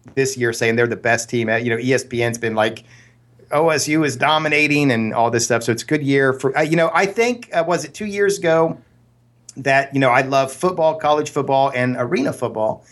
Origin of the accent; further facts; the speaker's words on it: Columbus, Ohio, United States; now in Pleasanton, California, United States; growing up in Columbus, Ohio